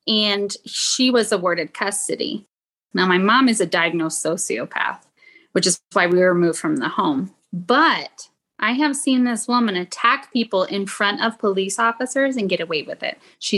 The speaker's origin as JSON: {"language": "English", "region": "the South", "country": "United States", "lives_now": "Utah, United States", "said": "I'm …. Hey, y'all. I'm from the South and I live in Utah."}